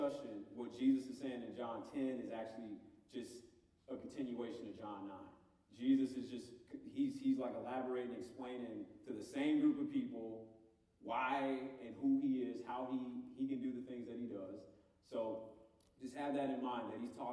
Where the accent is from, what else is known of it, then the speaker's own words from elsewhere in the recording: Homewood, Illinois, United States; moved away as an adult; I moved from Chicago, the south suburbs of Chicago. I'm originally from, I'm sure I got some suburbanites in here, but near Homewood. And I moved here at 18 to go to school.